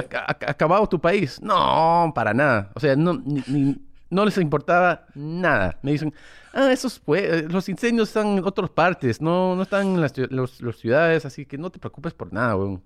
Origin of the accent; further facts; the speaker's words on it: United States; Spanish is a second language; yo soy mitad peruano, pero soy americano